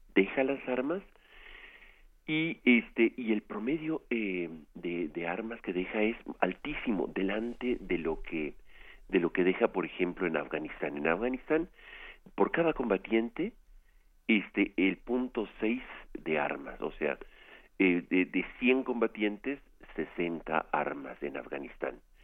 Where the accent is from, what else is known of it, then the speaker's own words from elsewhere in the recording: Mexico; nosotros como mexicanos